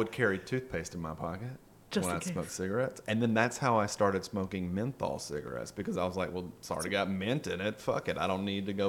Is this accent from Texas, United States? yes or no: no; Pascagoula, Mississippi, United States; moved away as an adult; now in Atlanta, United States; I moved to Atlanta from Pascagoula because my little shitty punk rock band got signed, and there was surprisingly not a huge punk rock scene in Pascagoula, Mississippi.